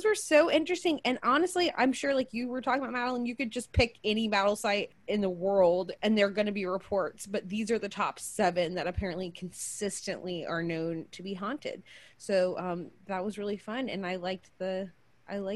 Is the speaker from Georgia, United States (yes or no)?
yes; Georgia, United States; my home state of Georgia